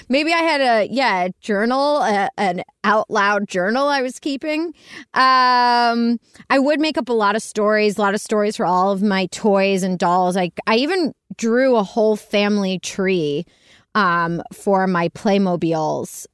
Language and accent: English; Pittsburgh, Pennsylvania, United States; I was born and raised in Pittsburgh, Pennsylvania